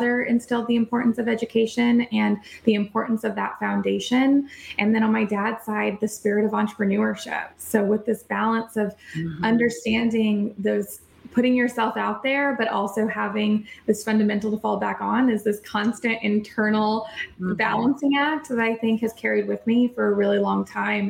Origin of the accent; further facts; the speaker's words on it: El Paso, Texas, United States; I grew up in El Paso, Texas